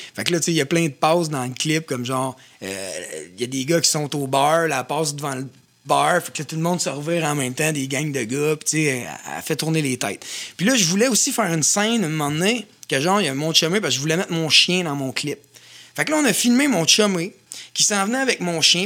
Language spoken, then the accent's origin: French; Louiseville region, Quebec, Canada; on vient de la région de Louisville. Puis, juste là-bas, moi, je me rappelle ma, jeunesse